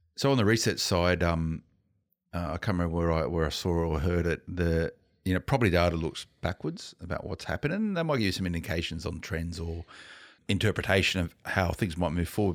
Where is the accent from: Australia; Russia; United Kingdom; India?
Australia; Blacktown, New South Wales; I grew up in Blacktown, right? I know the western suburbs of Sydney very well